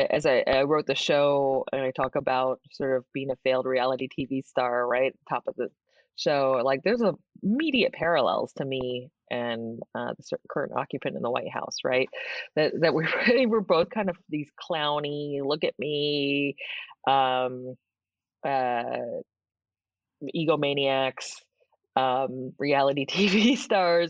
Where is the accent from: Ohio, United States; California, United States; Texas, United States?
California, United States; San Francisco; I grew up in San Francisco. Okay. The city. I was born and raised there.